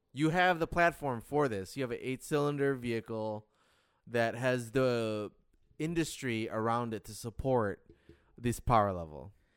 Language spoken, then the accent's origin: English; Detroit, Michigan, United States; growing up in Detroit